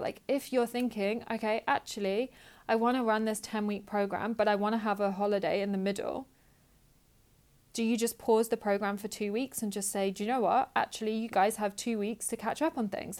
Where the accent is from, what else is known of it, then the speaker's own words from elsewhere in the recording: United Kingdom; I'm British